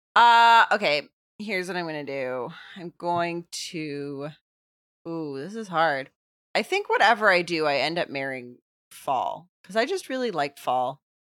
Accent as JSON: {"language": "English", "region": "Texas", "country": "United States", "also_born_or_lived": "Los Angeles", "moved": "yes", "said": "I'm from Texas"}